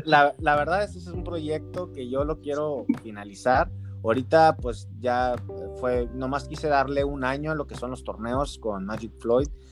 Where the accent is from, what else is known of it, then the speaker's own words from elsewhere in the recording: Mexico; yo soy aquí de México